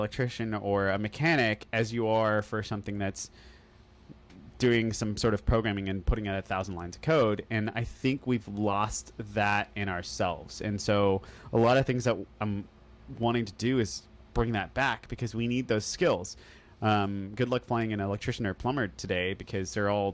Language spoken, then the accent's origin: English; Oklahoma, United States; moved away; also born or lived in Texas; growing up in Oklahoma – like a little bit growing up and going